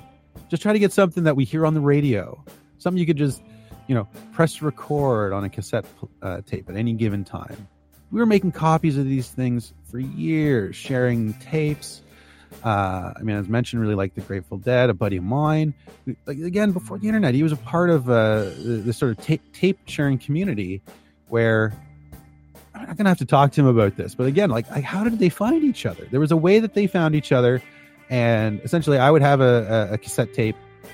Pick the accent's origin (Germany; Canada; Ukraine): Canada; I'm a Canadian.